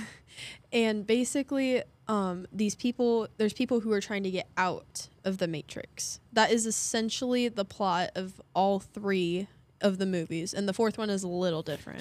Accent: Hoyleton, Illinois, United States; I'm from Hoyleton

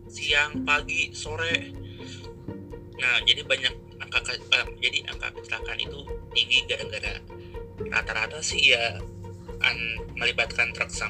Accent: Bogor, West Java, Indonesia; itu di Parung Gunung Sindur eh, pokoknya Bogor pinggiran lah kita orang Bogor pinggiran mepet ke Tangsel

